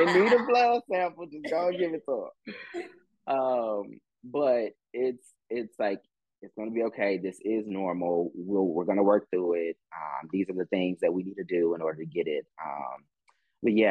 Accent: Austin, Texas, United States; moved away as an adult; now in Atlanta, United States; I'm originally from Austin, Texas

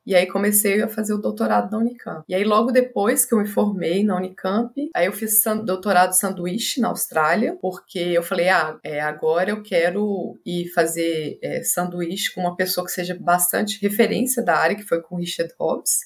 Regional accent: Belo Horizonte, Minas Gerais, Brazil; Nasci em Belo Horizonte, Minas Gerais, de pais bem corajosos

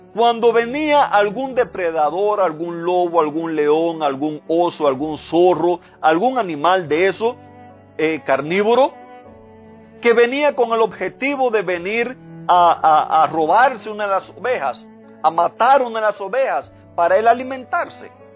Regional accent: Cuba; moved away; en el lugar donde nací, allá en Cuba, en, el vecindario donde me crié

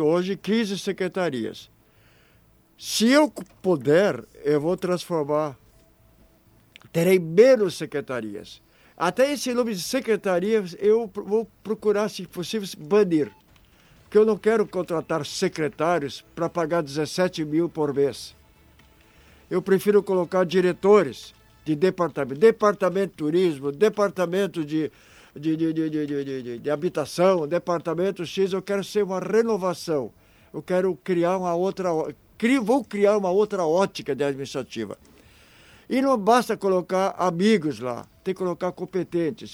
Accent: Hamburg, Germany; now in Santa Cruz do Sul, Brazil; Eu nasci em Hamburgo

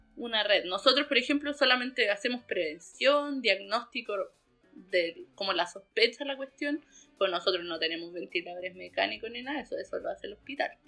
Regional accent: Pucón, Araucanía, Chile; me volví a Pucón porque soy de Pucón

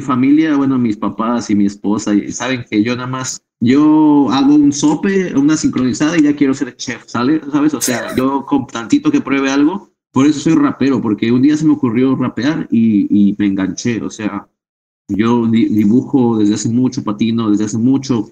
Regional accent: Ciudad Nezahualcóyotl, State of Mexico, Mexico; yo soy un rapero del Estado de México, nací en Ciudad de Zahualcoyot

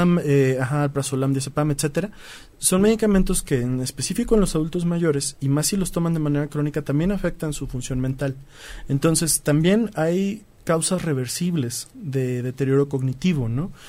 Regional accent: Mexico; los mexicanos somos sensibles

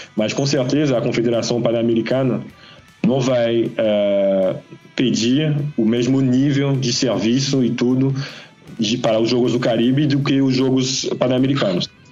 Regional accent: Guadeloupe; eu sou de Guadalupe

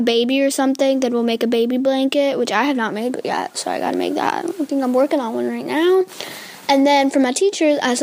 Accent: United States; I still was born here in America

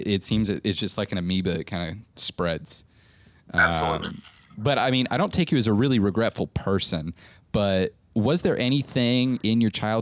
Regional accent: Nebraska, United States; I'm originally from Nebraska, which is crazy, middle of America

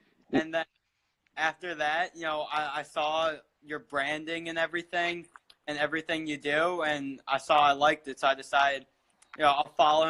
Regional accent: Atlanta, Georgia, United States; now in New York, United States; I live in New York, but I'm from Atlanta originally

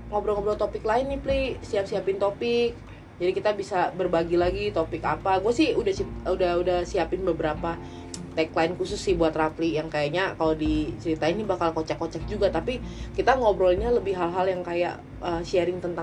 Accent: Tangerang, Banten, Indonesia; samperin aja kita anak Tangerang

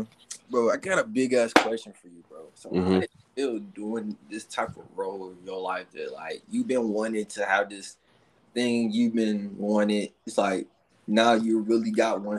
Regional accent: Atlanta, Georgia, United States; moved away; also born or lived in Albany, Georgia; I was born in Albany, but we was raised in Atlanta.

